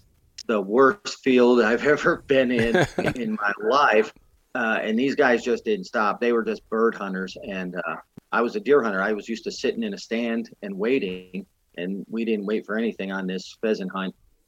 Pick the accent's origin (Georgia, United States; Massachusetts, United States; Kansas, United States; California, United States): Massachusetts, United States; Indian Orchard; moved away as an adult; now in Missouri, United States; Okay. Well … I'm originally from Indian Orchard, Massachusetts. I ended up out here in Missouri when I was 18 years old, and I've been here ever since, off and on.